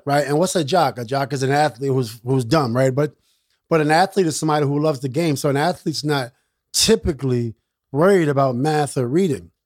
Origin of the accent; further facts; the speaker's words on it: New York City, New York, United States; I'm from Queensbridge.